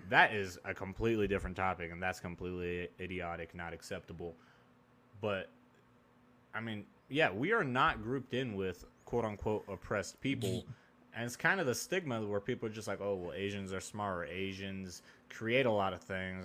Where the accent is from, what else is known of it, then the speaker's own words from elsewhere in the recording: Oregon, United States; moved away; also born or lived in Texas; I grew up in Oregon